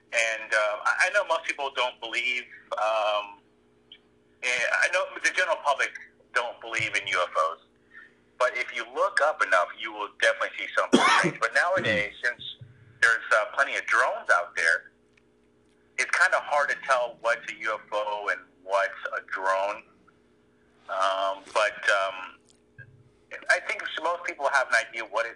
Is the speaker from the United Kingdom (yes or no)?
no; Corpus Christi, Texas, United States; moved away as an adult; also born or lived in San Antonio, Texas; I went off to college in San Antonio, Texas. And then as soon as I moved out from Corpus Christi